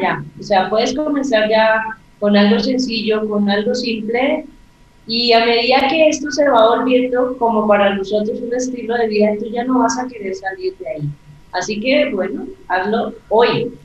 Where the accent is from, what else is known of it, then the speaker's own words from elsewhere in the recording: Colombia; el indicativo aquí en mi país, que es más 57